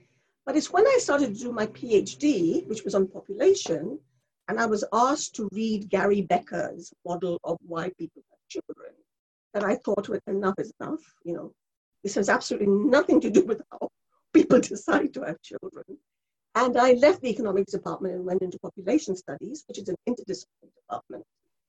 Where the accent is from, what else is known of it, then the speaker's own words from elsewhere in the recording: India; English is a second language; moved away as an adult; also born or lived in Bangladesh; now in United Kingdom; I was born in India and brought up in India and Bangladesh, and I came here to do my first degree, my undergraduate degree.